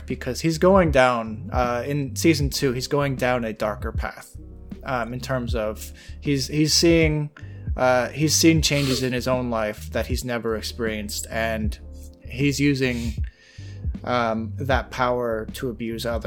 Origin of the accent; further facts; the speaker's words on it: United States; As an American